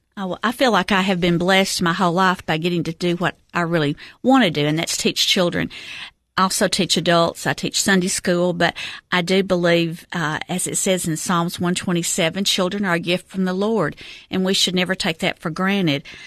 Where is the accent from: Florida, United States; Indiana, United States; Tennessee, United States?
Tennessee, United States; Cookeville; I am a Cookville native. I have lived here my whole life.